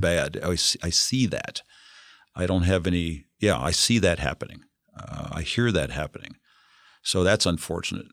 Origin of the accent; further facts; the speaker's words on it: Ohio, United States; I grew up in Ohio, and uh, back in 1940